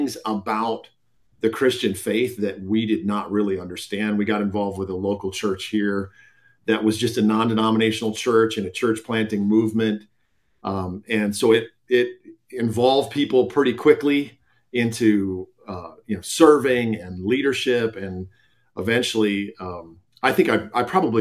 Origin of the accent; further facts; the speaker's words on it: Minneapolis, Minnesota, United States; moved away as an adult; also born or lived in Iowa; now in Colorado, United States; I was born and raised in the Twin Cities, grew up in Minnesota